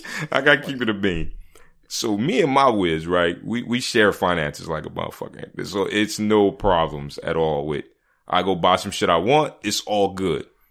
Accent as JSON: {"language": "English", "town": "Philadelphia", "region": "Pennsylvania", "country": "United States", "tie": "born or raised there", "said": "I grew up in Philly"}